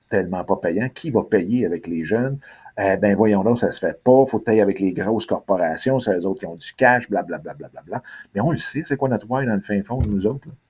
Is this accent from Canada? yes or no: yes; Quebec, Canada; la ville où est-ce que je suis, qui est ma ville natale